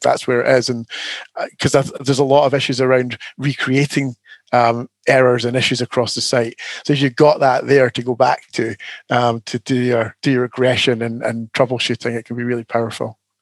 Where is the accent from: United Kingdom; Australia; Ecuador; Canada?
United Kingdom; Scotland; now in Canterbury, United Kingdom; As a Scotsman